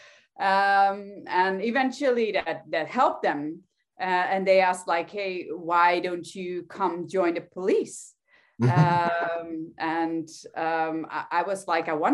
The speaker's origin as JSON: {"language": "English", "country": "Netherlands", "said": "I'm from the Netherlands"}